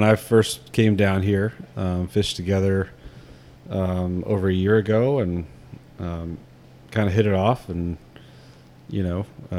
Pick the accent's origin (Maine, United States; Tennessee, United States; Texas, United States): Texas, United States; moved away as an adult; also born or lived in Montana; I grew up in Texas.